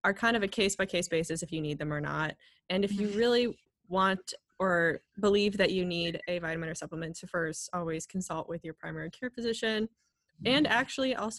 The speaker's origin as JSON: {"language": "English", "country": "United States", "said": "we're from the United States"}